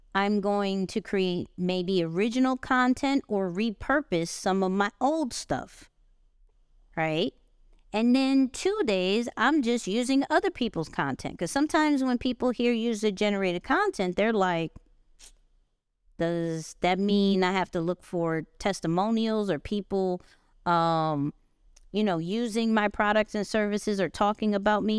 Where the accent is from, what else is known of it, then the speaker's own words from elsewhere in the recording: New York, United States; I'm a New Yorker